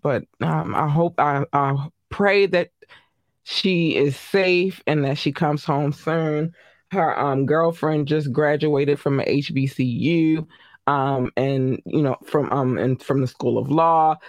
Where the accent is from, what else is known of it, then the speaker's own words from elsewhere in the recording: Baltimore, Maryland, United States; I'm from Baltimore